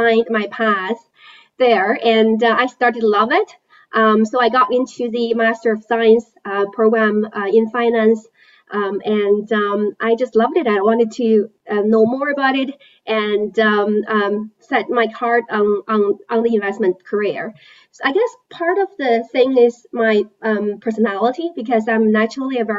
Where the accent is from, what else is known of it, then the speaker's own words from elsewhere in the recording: China; moved away; I was born and raised in China.